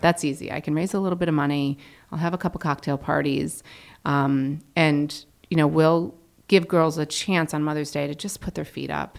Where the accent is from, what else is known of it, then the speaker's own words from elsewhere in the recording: Connecticut, United States; I grew up in Connecticut.